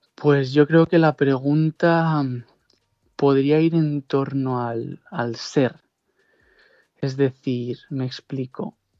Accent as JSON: {"language": "Spanish", "town": "Pozuelo de Alarcón", "region": "Community of Madrid", "country": "Spain", "tie": "born or raised there", "also_born_or_lived": "Segovia / Kuala Lumpur, Malaysia", "moved": "as an adult", "said": "la camiseta del club de fútbol de Pozuelo, donde yo, yo vivía y todos mis amigos podían jugar ahí federados"}